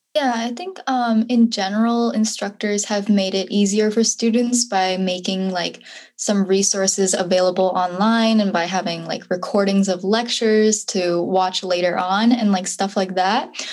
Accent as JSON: {"language": "English", "town": "Madison", "region": "Wisconsin", "country": "United States", "said": "I'm from Madison, Wisconsin"}